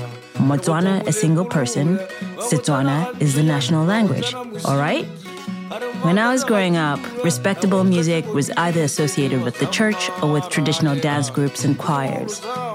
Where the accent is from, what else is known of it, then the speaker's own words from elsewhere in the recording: Francistown, North-East District, Botswana; I grew up in Francistown in the 80s and 90s.